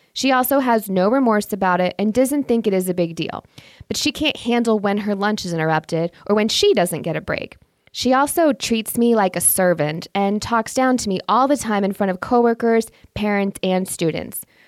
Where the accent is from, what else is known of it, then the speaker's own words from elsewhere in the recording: Indiana, United States; now in Michigan, United States; since I was raised in Indiana and now live in Michigan, I am thoroughly Midwestern